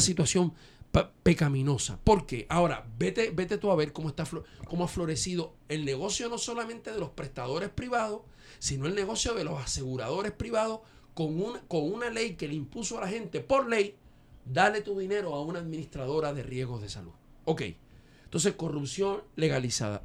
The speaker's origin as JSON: {"language": "Spanish", "country": "Dominican Republic"}